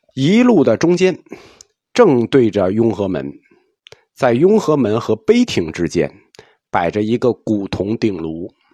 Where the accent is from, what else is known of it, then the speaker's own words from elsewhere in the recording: China; 就我们中国人喜欢的审美